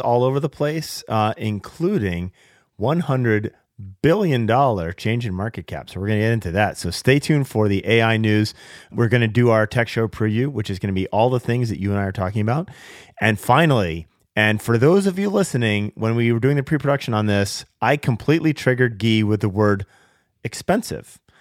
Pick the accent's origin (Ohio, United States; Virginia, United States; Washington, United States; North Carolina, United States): Washington, United States; Seattle; my hometown of Seattle